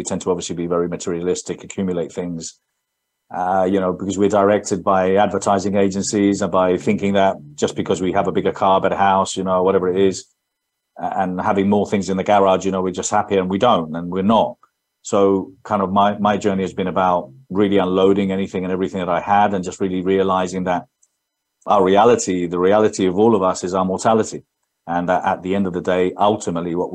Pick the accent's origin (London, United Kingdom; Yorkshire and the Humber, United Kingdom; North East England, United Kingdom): London, United Kingdom; accent: English; now in Spain; So I was born in London, brought up there. That's my English accent, but I lived in Spain all my life.